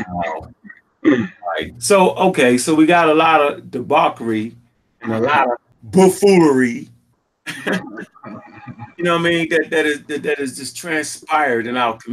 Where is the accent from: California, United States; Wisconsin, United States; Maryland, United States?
Maryland, United States; Baltimore; I'm coming from Baltimore, had a couple dollars back then for real. And, you know, I had a father figure in the house